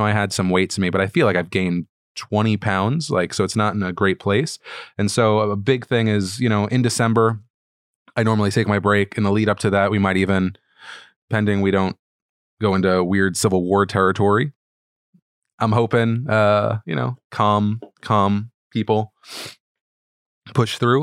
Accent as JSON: {"language": "English", "country": "United States", "said": "being an American"}